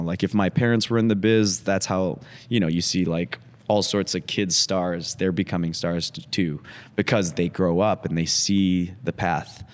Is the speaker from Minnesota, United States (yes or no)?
yes; Woodbury, Minnesota, United States; also born or lived in Atlanta, Georgia / Los Angeles; now in Madison, United States; it was three years old We moved up to Minnesota